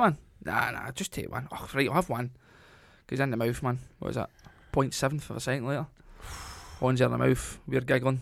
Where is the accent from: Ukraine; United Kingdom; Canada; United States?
United Kingdom; Scotland; moved away; I'm Scottish, right? And I'm there, I'm as Scottish as anybody